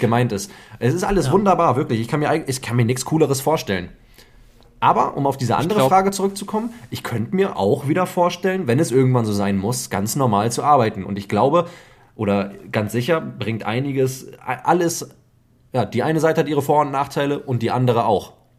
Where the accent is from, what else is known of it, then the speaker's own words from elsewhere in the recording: Germany; hier bei uns in Deutschland